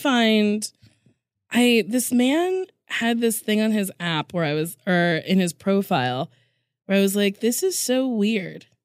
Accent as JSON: {"language": "English", "town": "Lincroft", "region": "New Jersey", "country": "United States", "tie": "born or raised there", "said": "Middletown, New Jersey, Monmouth"}